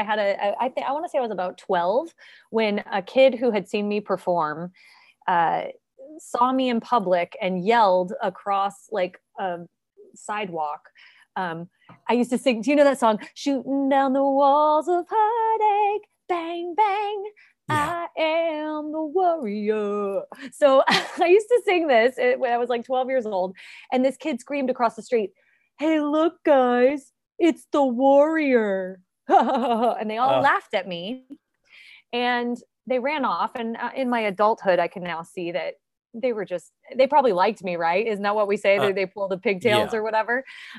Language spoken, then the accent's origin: English; Indianapolis, Indiana, United States; born there; So yeah, I was born in Indianapolis, Indiana, January 31st of 1980.